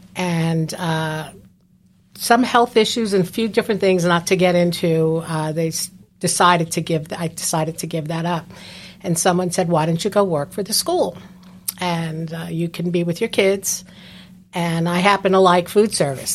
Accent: New Jersey, United States; moved away as an adult; now in Palm Coast, United States; I'm previously from New Jersey

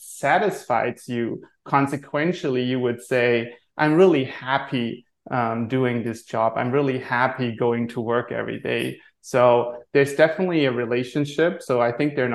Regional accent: Germany; moved away as an adult; also born or lived in Maui, Hawaii; now in Rhode Island, United States; born and raised in Germany

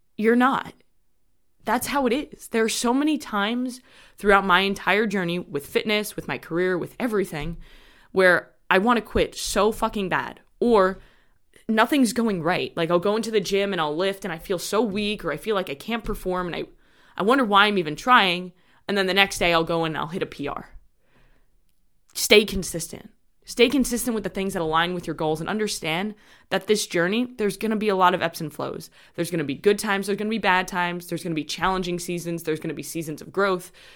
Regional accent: New York, United States; I'm from New York

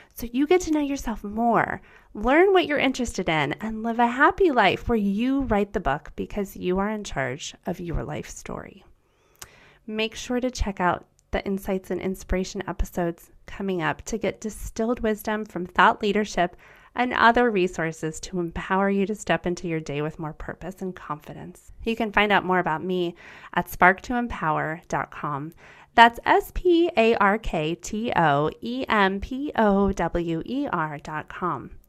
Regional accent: United States; first language German; English is a second language; My first language was German. I was born in America, and I experienced growing up with two cultures

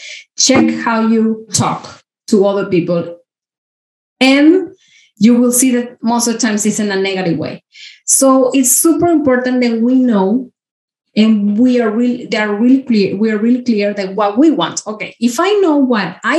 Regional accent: Mexico; I grew up in Mexico. I'm from Mexico

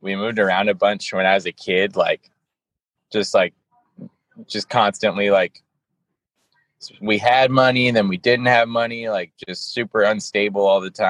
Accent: Orange County, California, United States; I'm a skater. I'm from Orange County, sadly, Orange County, California.

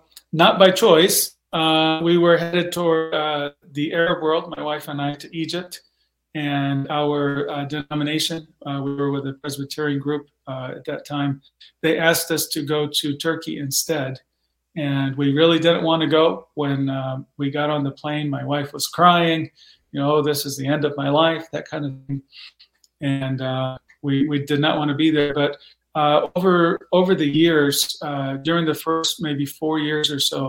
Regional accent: Mexico; Well, I grew up in Mexico. My parents were missionaries.

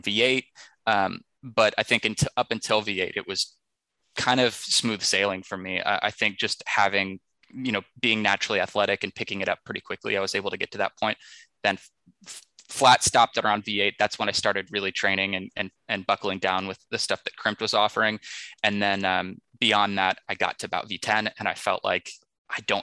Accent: Texas, United States; growing up in Texas

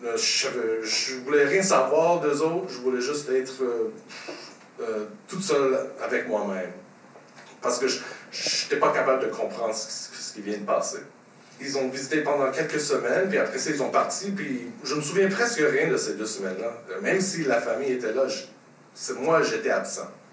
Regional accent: Montreal, Quebec, Canada; also born or lived in Châteauguay; je suis né ici à Montréal.

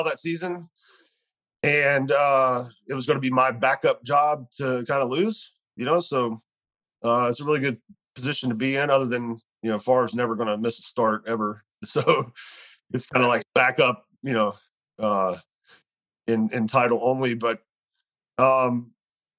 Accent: Louisiana, United States; moved away; I'm from Louisiana

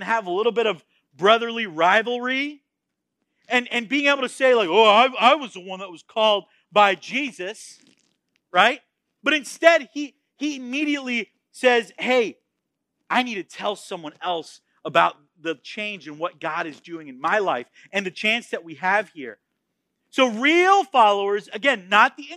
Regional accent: Florida, United States; moved away as an adult; also born or lived in Texas; I was born in Florida. I was raised in Florida, and I planned on dying in Florida

